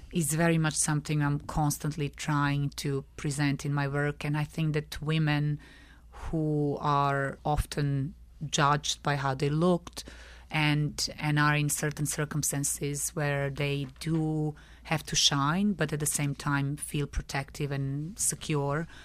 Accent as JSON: {"language": "English", "region": "Belgrade", "country": "Serbia", "tie": "born or raised there", "moved": "as an adult", "lives_now": "London, United Kingdom", "said": "I'm originally from Belgrade, from Serbia. Yeah, and that's where I was brought up."}